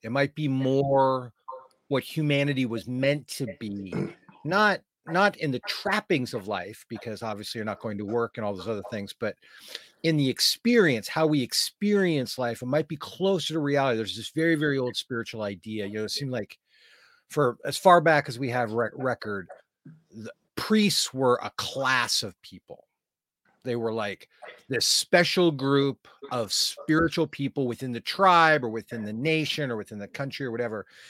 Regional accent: Oregon, United States; I'm from Oregon, Western United States

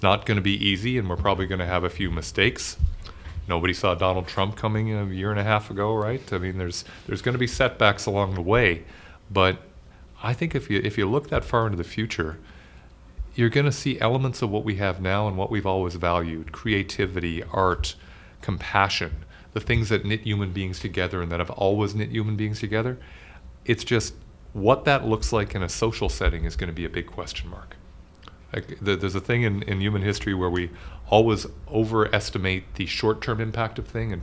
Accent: rural Newfoundland, Newfoundland and Labrador, Canada; now in Toronto, Canada; I grew up in rural Newfoundland

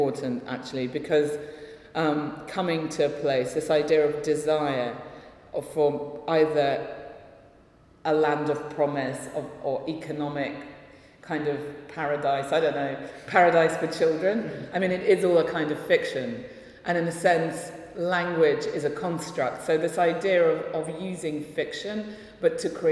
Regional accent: London, United Kingdom; first language Russian; also born or lived in Russia; I feel very much like I am from London, which is where I've lived pretty much all my life

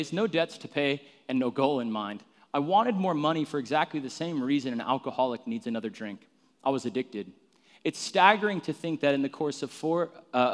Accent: Phoenix, Arizona, United States; I grew up in Arizona, where I'm from, in like North Phoenix.

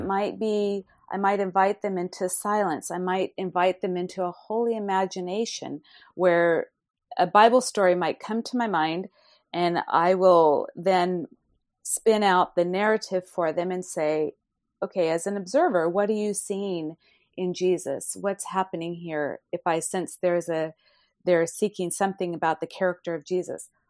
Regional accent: Fresno, California, United States; my hometown of Fresno, California

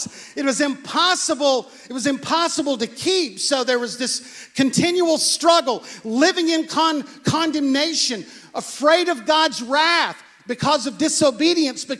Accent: United States; We come from America. We work with our hands.

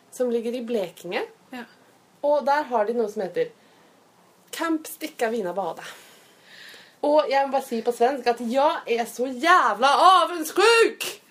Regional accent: Norway; vi er fra Norge

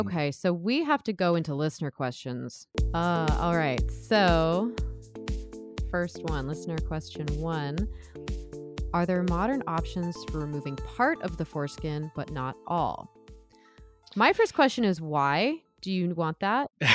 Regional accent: Southern California, United States; now in Oregon, United States; I'm an American, I'm from Southern California

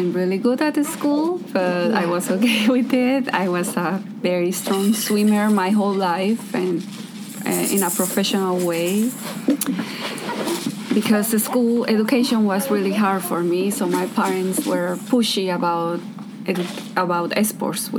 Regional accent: Los Mochis, Sinaloa, Mexico; English is a second language; moved away as an adult; also born or lived in Kauai, Hawaii; now in Petersburg, United States; I'm from Los Mochis, Sinaloa, Mexico

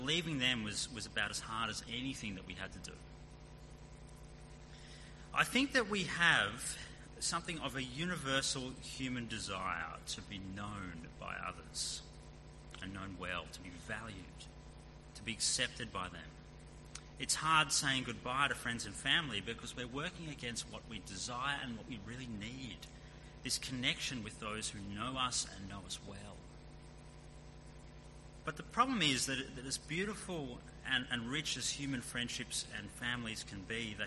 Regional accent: Sydney, New South Wales, Australia; moved away as an adult; now in Perth, Australia; We left behind our home, the car we sold before we moved, the little joy of driving down roads and streets that we grew up in, a knowledge of the city that had been our whole lives

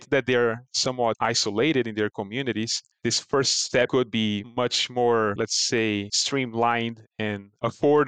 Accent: Brazil; moved away; my home country of Brazil

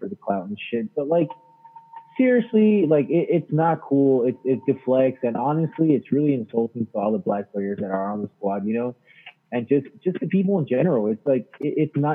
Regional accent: United States; I'm American

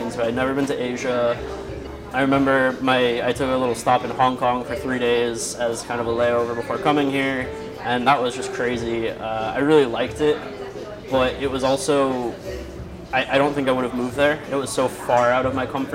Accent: Miami Beach, Florida, United States; moved away as an adult; now in Philippines; I was born in Miami Beach, Florida. I basically grew up there

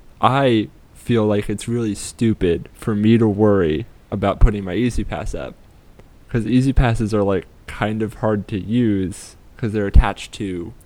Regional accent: Maryland, United States; born there; My nearest town was actually in Maryland. I was born in Maryland. Because that was the nearest useful city with a hospital.

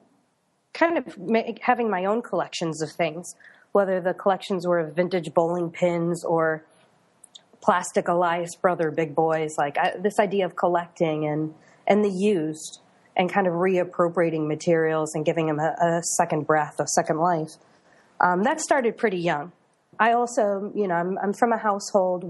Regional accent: Detroit, Michigan, United States; moved away as an adult; also born or lived in Carbondale, Illinois; I was born and raised in the Detroit suburbs

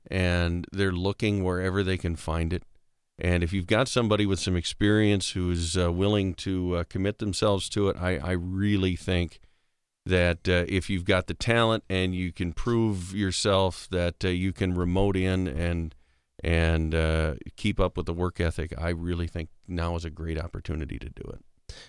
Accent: Big Stone City, South Dakota, United States; also born or lived in Ortonville, Minnesota; I grew up in Big Stone

